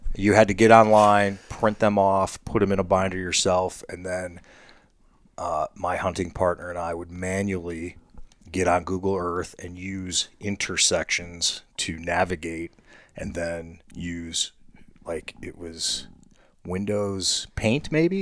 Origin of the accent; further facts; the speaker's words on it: Ohio, United States; my home state